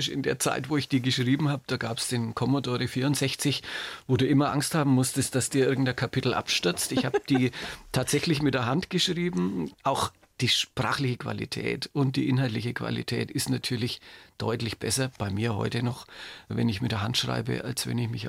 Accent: Nuremberg, Bavaria, Germany; ich bin ein Nürnberger Original und Oberbürgermeister im Ruhestand.

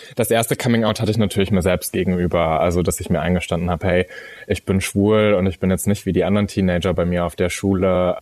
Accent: a small town near Münster, North Rhine-Westphalia, Germany; allerdings bin ich in einer Kleinstadt bei Münster aufgewachsen

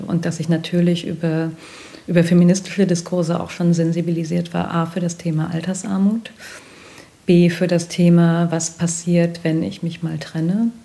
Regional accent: North Rhine-Westphalia, Germany; ich bin in NRW groß geworden, also in, im Westdeutschland der 80er Jahre

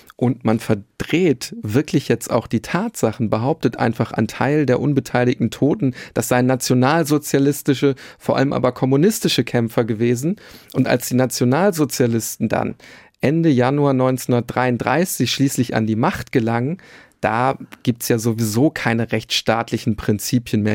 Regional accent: Bielefeld, North Rhine-Westphalia, Germany; Ich komme aus der Stadt, die es nicht gibt, Bielefeld

